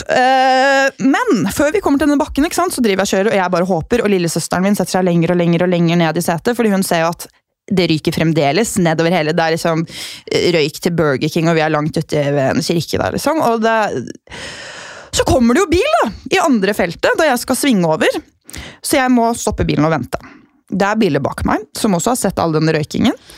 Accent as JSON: {"language": "Norwegian", "town": "Gol", "region": "Buskerud", "country": "Norway", "moved": "yes", "said": "hjemme på Gol"}